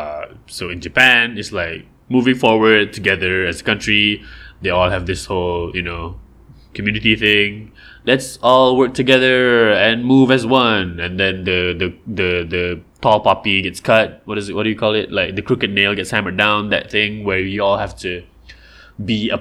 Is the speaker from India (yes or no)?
no; Malaysia; over here, we're supposed to, the Rojak thing is supposed to be our thing. The Gotong Royong thing is supposed to be our deal.